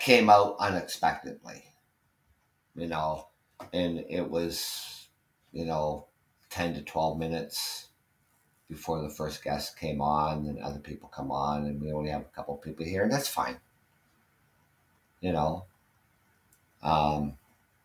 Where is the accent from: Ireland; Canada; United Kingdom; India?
Canada; I'm Canadian